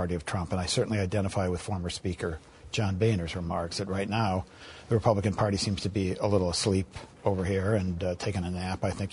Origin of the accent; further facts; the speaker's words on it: Iowa, United States; my home state of Iowa